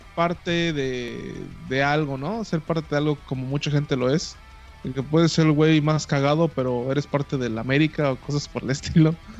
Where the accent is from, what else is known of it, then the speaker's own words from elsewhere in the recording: Cancún, Quintana Roo, Mexico; also born or lived in Yucatán; yo nací en Cancún, tengo que admitirlo, no, este, mis raíces yucatecas se van perdiendo cada, cada día